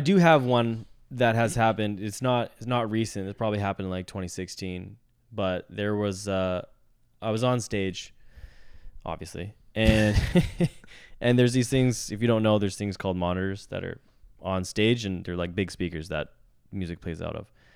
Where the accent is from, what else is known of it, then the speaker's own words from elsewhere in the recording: Vancouver, British Columbia, Canada; born and raised in Vancouver